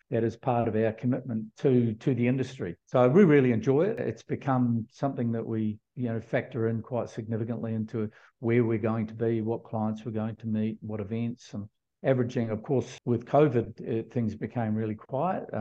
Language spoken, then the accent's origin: English; New Zealand; moved away; being a Kiwi